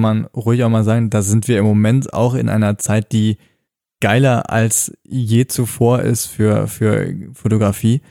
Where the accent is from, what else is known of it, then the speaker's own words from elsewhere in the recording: North Rhine-Westphalia, Germany; bei uns am Niederrhein in meiner Heimat